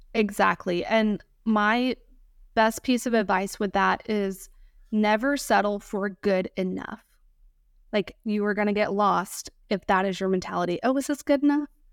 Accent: Georgia, United States; moved away; also born or lived in Virginia Beach, Virginia / Chesapeake, Virginia; I grew up in Georgia

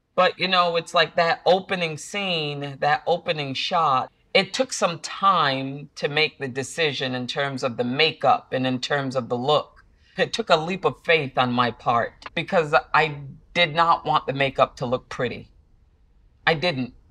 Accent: Central Falls, Rhode Island, United States; moved away; that little girl growing up in Central Falls.

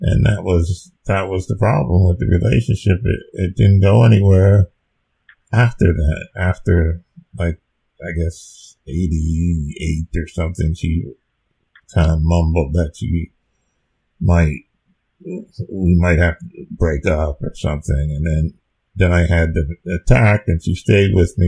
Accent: New Jersey, United States; moved away as an adult; I'm from New Jersey

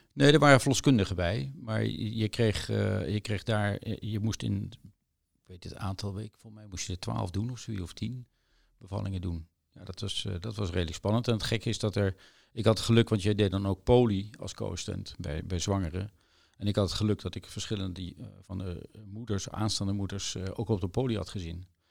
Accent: The Hague, South Holland, Netherlands; moved away as an adult; also born or lived in Leiden; now in Maastricht, Netherlands; ik kom uit Den Haag.

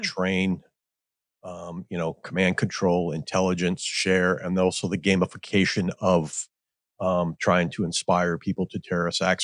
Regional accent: Midwest, United States; I grew up in the Midwest

